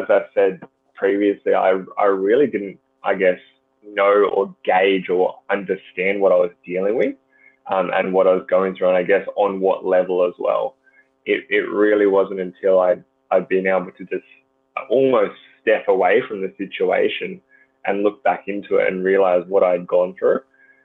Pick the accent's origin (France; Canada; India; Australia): Australia; Gold Coast, Queensland; growing up on the Gold Coast, the beaches are amazing